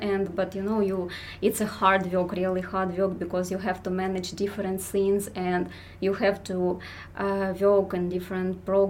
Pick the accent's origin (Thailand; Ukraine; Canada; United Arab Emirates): Ukraine; I'm from Ukraine, and I think that pretty much I was a believer like from since childhood